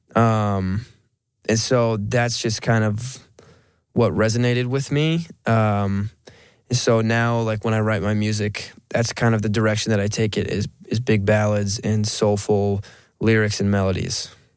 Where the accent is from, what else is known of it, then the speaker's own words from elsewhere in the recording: Monroe, Washington, United States; moved away as an adult; now in Las Vegas, United States; I'm a kid from Monroe, Washington. I I grew up with four sisters